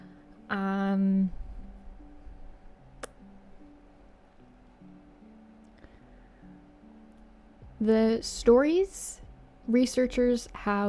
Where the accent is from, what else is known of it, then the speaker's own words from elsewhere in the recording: Canada; I'm Canadian